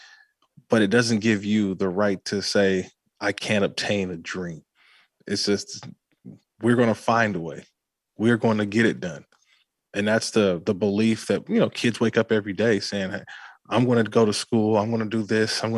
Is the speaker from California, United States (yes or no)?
yes; Oakland, California, United States; growing up in Oakland, California